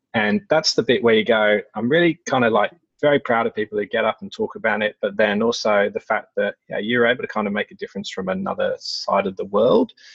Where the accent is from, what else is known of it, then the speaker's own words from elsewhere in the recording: England, United Kingdom; being English